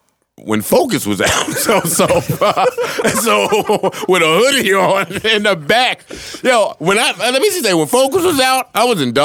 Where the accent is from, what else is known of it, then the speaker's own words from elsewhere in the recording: New Jersey, United States; I'm from New Jersey, and I'm 36.